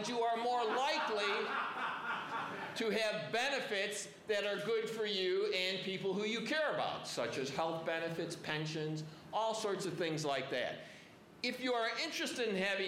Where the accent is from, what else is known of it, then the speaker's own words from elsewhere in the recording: Chicago, Illinois, United States; I am from Chicago